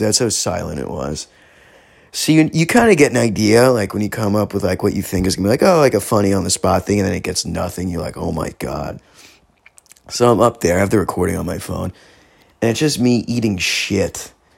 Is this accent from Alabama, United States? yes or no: no; San Diego, California, United States; I'm from San Diego's Hillcrest